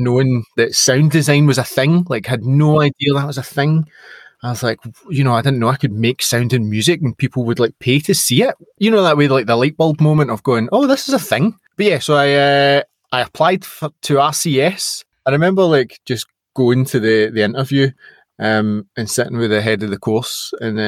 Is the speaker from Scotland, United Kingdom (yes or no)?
yes; Scotland, United Kingdom; being Scottish and being, you know, a proud Scot